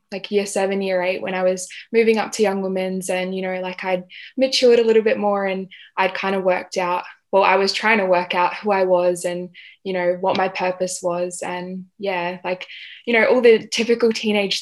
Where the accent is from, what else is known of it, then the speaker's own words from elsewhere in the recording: Adelaide, South Australia, Australia; I was born in Adelaide